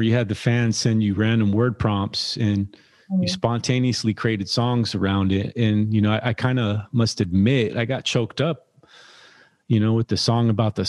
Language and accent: English; Bay Area, California, United States; I'm from the Bay Area, so I'm not really from an island.